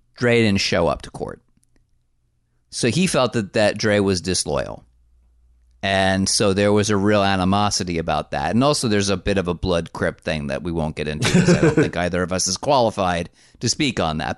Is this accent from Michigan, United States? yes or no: no; New Jersey, United States; I was born in the great state of New Jersey